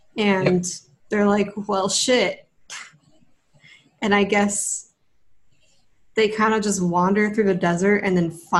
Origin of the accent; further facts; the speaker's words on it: West Coast, United States; moved away; I come from the West Coast